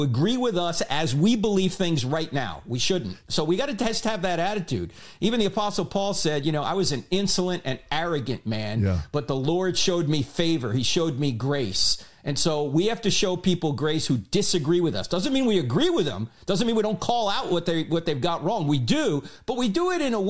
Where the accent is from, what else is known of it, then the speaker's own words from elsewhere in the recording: New Jersey, United States; I'm from New Jersey, man. And if I can't understand it in my simple Jersey mind